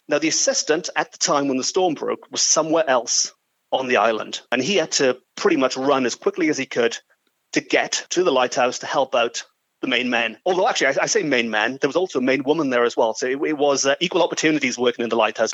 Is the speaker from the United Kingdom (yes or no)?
yes; Port Talbot, Wales, United Kingdom; I'm sort of born and raised in Port Talbot nearby. And when I was growing up in the early 1980s